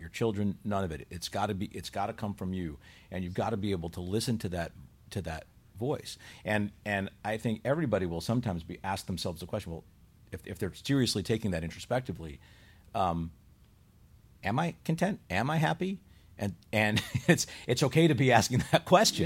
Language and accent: English; Chicago, Illinois, United States; moved away; also born or lived in Buffalo; I grew up in Chicago